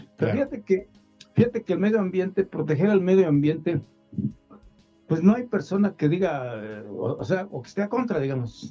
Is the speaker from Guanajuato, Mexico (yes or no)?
yes; Iramuco, Guanajuato, Mexico; mi pueblo